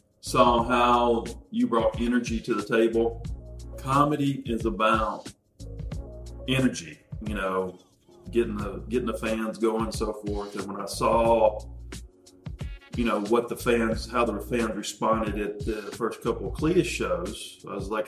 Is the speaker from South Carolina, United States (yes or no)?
no; Asheville, North Carolina, United States; which I'm originally from North Carolina. I'm originally from Asheville, North Carolina, so we have the North Carolina vibe going on.